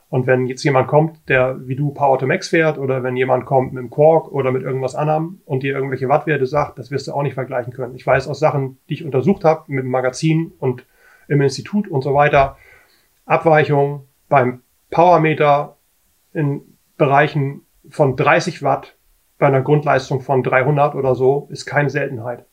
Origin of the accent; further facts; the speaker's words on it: Hamburg, Germany; ich bin aus Hamburg